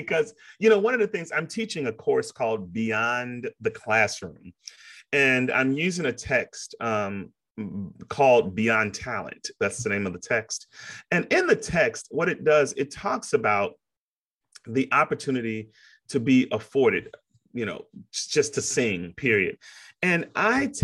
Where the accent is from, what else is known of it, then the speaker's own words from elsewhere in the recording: Chicago, Illinois, United States; moved away as an adult; also born or lived in Princeton, New Jersey; now in Kentucky, United States; when I was growing up in Chicago, I'm from Chicago, south side of Chicago